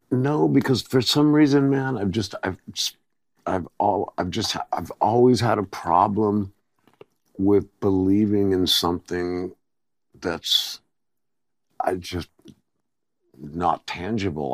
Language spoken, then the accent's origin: English; Covina, California, United States; born or raised there; also born or lived in Athens, Greece